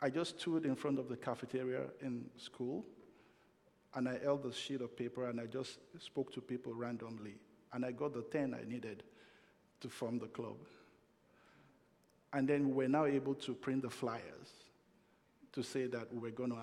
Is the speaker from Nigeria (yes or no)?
yes; Nigeria; moved away as an adult; also born or lived in United States; now in Canada; When I was migrating from Nigeria to North America, and that was 25 years ago. And that's because there were a lot of limited opportunities in my country of birth